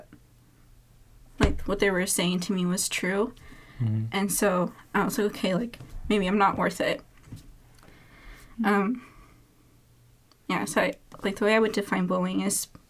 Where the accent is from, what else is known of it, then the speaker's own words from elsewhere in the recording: Jefferson, United States; growing up in Jefferson